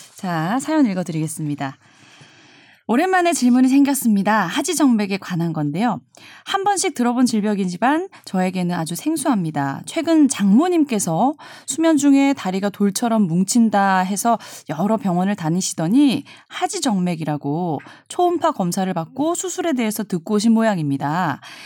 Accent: Busan, South Korea; 부산 출신이어서 말할 때 약간의 저는 알긴 알아요. 예, 네. 약간 사투리가 아직도 좀 섞여 있는 부분이 있기 때문에

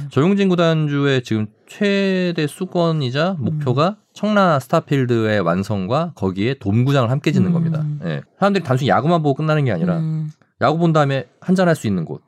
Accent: Daejeon, South Korea; 저 이제 고향이 대전이다 보니까

